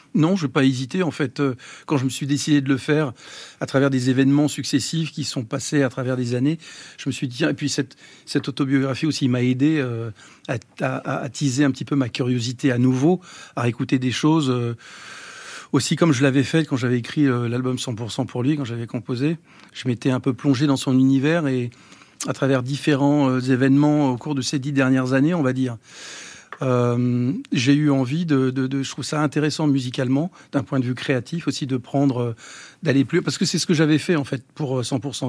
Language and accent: French; Los Angeles, California, United States; moved away; j'ai grandi aux États-Unis, j'ai appris la musique euh, là-bas.